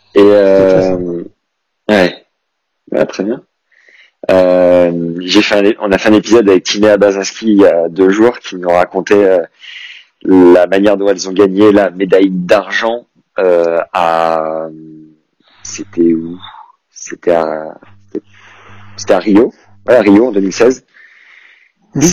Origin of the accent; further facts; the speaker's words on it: Nevers, Bourgogne-Franche-Comté, France; je suis de Nevers, et euh, lui, aussi était de Nevers, et il était dans la même école primaire que moi